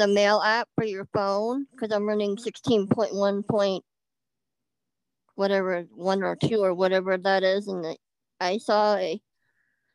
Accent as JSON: {"language": "English", "region": "Colorado", "country": "United States", "said": "from Colorado"}